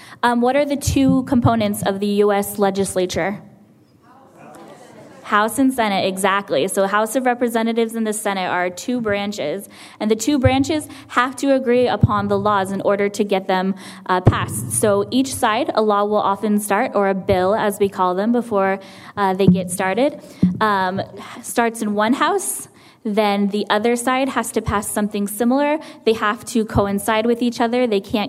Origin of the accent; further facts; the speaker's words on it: California, United States; I'm from California originally, so we have the legislature that meets up in Sacramento.